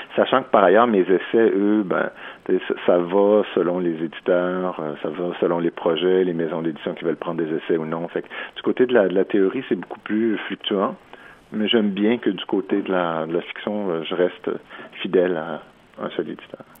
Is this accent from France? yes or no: no; Quebec, Canada; nous sommes des Américains